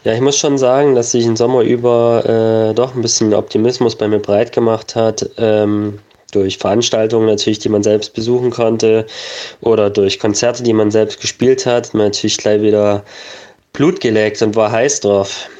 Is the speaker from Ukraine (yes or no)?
no; Germany; bei uns in Deutschland